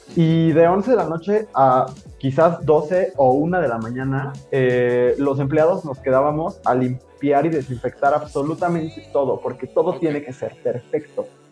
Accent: Mexico

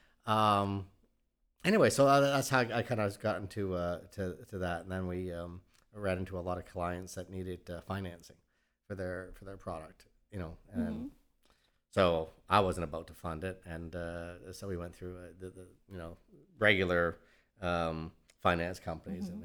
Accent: Mississauga, Ontario, Canada; moved away as an adult; also born or lived in Toronto; now in Houston, United States; I'm from Canada originally

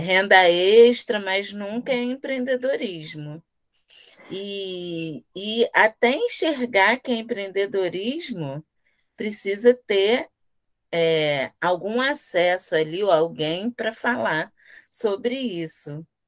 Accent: Rio de Janeiro, Brazil; Aqui somos três afroempreendedoras periféricas da Zona Oeste do Rio

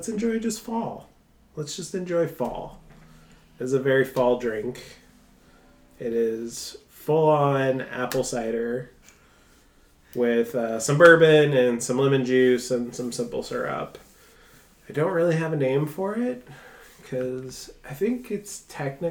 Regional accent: New Orleans, Louisiana, United States; I grew up in New Orleans

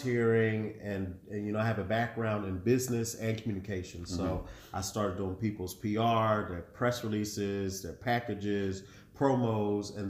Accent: Philadelphia, Pennsylvania, United States; moved away as an adult; also born or lived in Tallahassee, Florida / Miami, Florida; now in Los Angeles, United States; I'm from Philadelphia, Pennsylvania, Philly

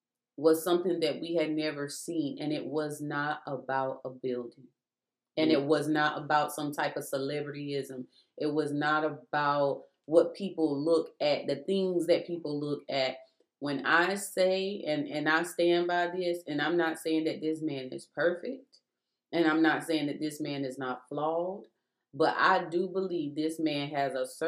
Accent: South Carolina, United States; So we came from South Carolina and moved to Texas, and that's where God sent us to.

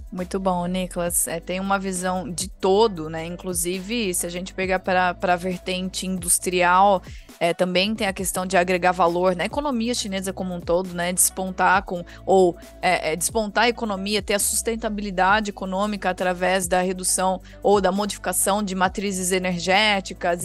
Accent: Brazil; como brasileiros

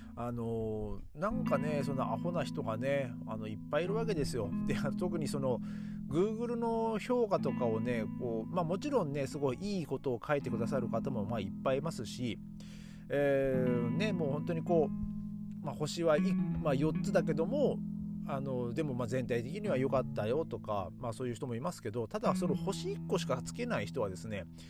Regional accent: Japan; moved away as an adult; now in Berlin, Germany; いや日本人だよ

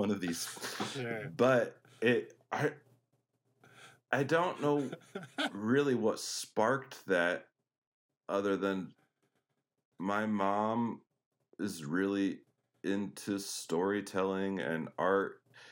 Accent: Denver, Colorado, United States; moved away; I grew up in Denver, Colorado. I was born, I like to say, at the foot of the Rocky Mountains

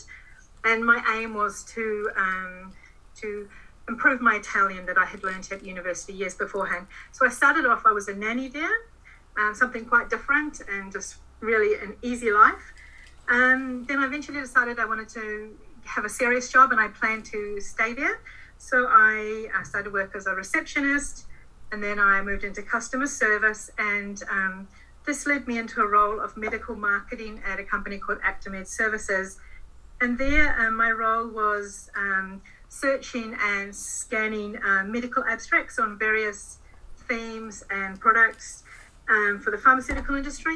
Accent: Auckland, New Zealand; also born or lived in London; I'm a Kiwi, born and bred in Auckland

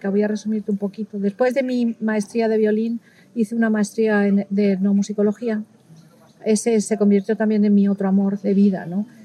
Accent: Castile and León, Spain; me queda muy rico el cabrito, cuchifrito, que es tradicional de, mi tierra, de la parte del sur de la, de, la, provincia de Salamanca.

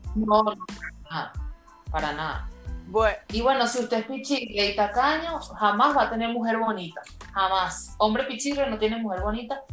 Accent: Venezuela; las dos somos venezolanas, tenemos más de 10 años de amistad. Rosa está en República Dominicana y quien les habla, tú sí, estoy aquí en Venezuela

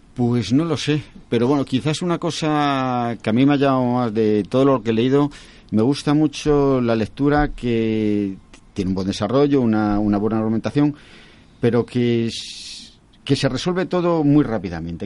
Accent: Castile and León, Spain; mi pueblo es un pueblecillo que tiene, tiene 150 habitantes

